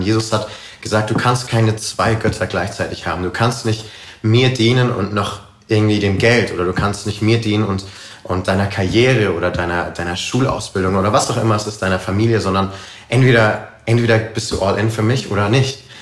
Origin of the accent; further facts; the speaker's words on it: Karlsruhe, Baden-Württemberg, Germany; moved away as an adult; also born or lived in United States; ich komme ursprünglich aus Karlsruhe, bin dort groß geworden, aufgewachsen